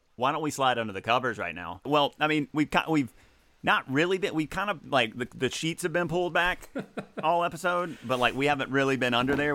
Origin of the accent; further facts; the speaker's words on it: Mississippi Delta, United States; moved away; my hometown